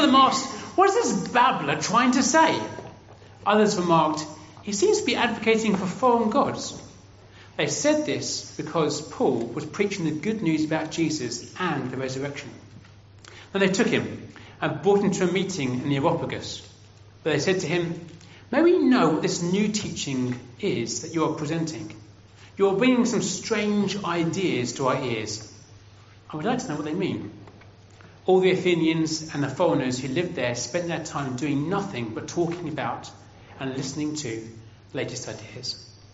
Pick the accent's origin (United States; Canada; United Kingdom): United Kingdom; England; I'm from England